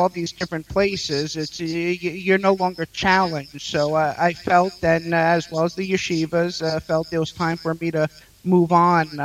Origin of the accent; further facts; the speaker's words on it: New York City, New York, United States; also born or lived in Israel; I was born in Queens, New York, and I grew up there